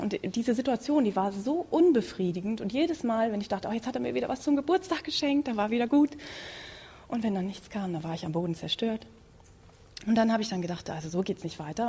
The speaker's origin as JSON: {"language": "German", "area": "Münsterland", "region": "North Rhine-Westphalia", "country": "Germany", "tie": "born or raised there", "said": "ich komme gebürtig aus Münsterland, da gibt es Schützenfest"}